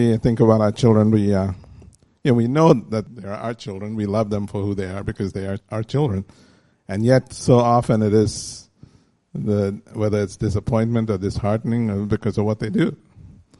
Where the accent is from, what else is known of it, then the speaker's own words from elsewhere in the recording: India; As Indian parents